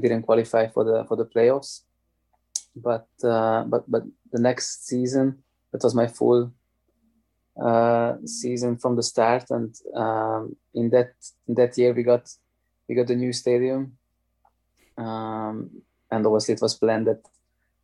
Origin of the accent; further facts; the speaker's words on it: Hungary; moved away as an adult; also born or lived in Germany; I'm coming from Hungary